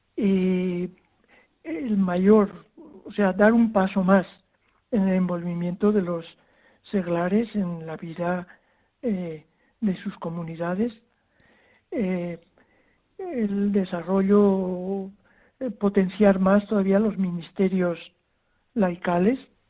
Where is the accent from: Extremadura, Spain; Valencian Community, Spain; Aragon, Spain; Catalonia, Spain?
Aragon, Spain; Zaragoza; moved away as an adult; also born or lived in Zimbabwe; now in Hwange, Zimbabwe; nací en Zaragoza y estoy bautizado en Zaragoza